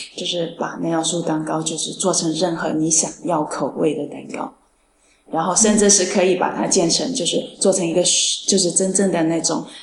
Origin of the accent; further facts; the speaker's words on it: China; now in Paris, France; 其实像我们中国人很少有这种习俗过圣诞的那种